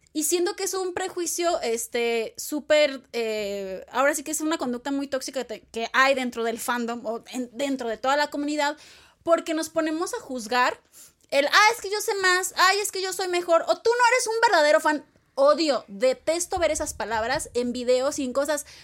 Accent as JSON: {"language": "Spanish", "country": "Mexico", "said": "los mexicanos y latinos adoptamos"}